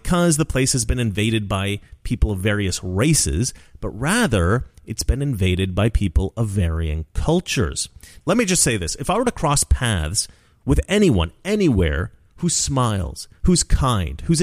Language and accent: English; Oregon, United States; when I was a kid growing up in Oregon